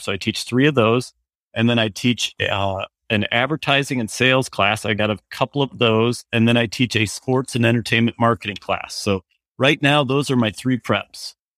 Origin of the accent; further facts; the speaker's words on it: New Hampton, Iowa, United States; moved away as an adult; now in Johnston, United States; I'm originally, I was from Northeast Iowa, was from a little town called New Hampton